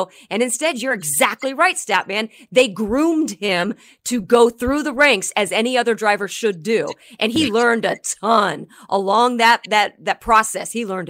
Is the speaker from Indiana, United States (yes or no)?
yes; Indianapolis, Indiana, United States; Geez, I grew up in Indianapolis.